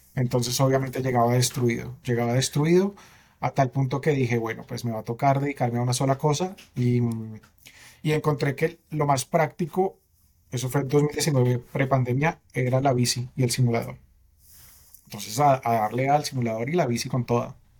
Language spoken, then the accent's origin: Spanish; Bogotá, Colombia; soy bogotano, 36 años